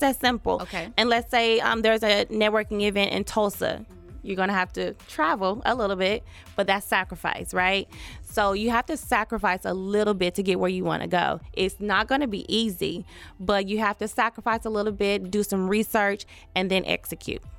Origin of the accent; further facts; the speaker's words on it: Taft, Oklahoma, United States; I was born and raised in Taft, Oklahoma, a very small all black town